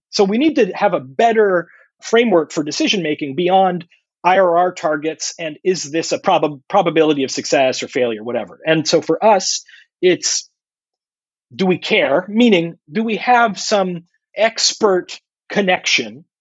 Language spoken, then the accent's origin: English; San Diego, California, United States; I'm calling in from San Diego